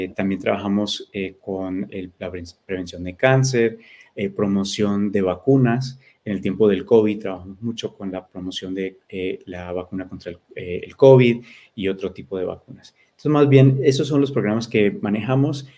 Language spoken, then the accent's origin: Spanish; United States; mis padres eh, son colombianos, entonces yo soy eh, hispano, soy latino. yo nací aquí, pero hablo español